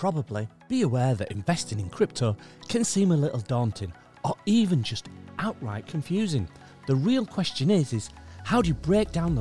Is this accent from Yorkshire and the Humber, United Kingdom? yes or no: yes; Yorkshire and the Humber, United Kingdom; also born or lived in Switzerland; I'm a Yorkshire man